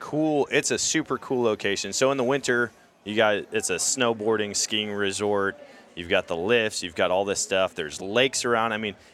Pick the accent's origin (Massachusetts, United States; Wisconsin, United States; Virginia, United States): Wisconsin, United States; Eau Claire; moved away; I mean, I grew up in Eau Claire, but it sounds like this event kind of started after I moved out of state